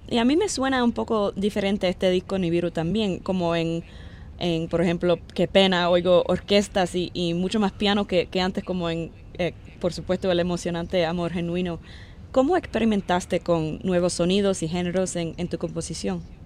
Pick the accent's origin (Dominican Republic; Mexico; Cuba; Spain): Cuba; yo soy cubana